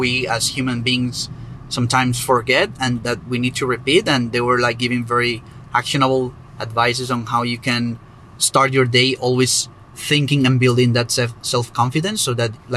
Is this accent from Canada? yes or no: no; Colombia; moved away; I am from Colombia, by the way, so it was in my hometown